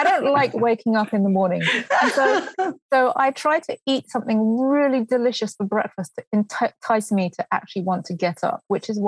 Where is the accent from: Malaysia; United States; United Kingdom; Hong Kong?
United Kingdom; Brighton, South East England; moved away; I grew up in Brighton in England